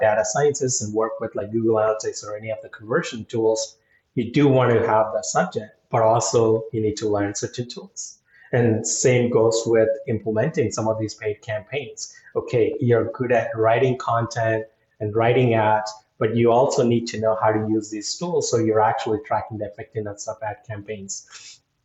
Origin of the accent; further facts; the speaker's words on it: India; moved away; being Indian